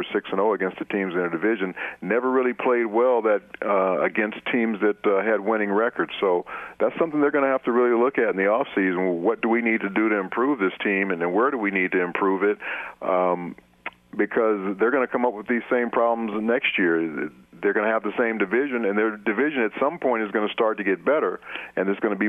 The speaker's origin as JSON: {"language": "English", "town": "Los Angeles", "region": "California", "country": "United States", "said": "I remember I'm from Los Angeles, California."}